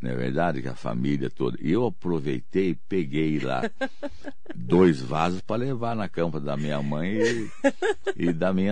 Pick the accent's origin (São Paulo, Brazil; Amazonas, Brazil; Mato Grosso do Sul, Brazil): São Paulo, Brazil; Eu, como sou de São Paulo, eu torço para que essa terceira via seja o nosso governador é, do estado de São Paulo, que é o, o João Dória.